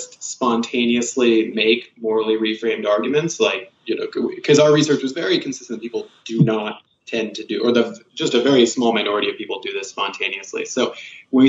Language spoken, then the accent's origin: English; United States; also born or lived in Kansas / South Carolina; I grew up in Kansas and South Carolina.